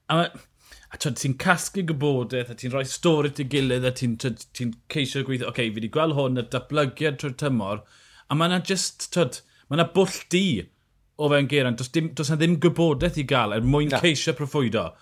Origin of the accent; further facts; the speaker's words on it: Wales, United Kingdom; fel Cymro, fi'n gyfidio.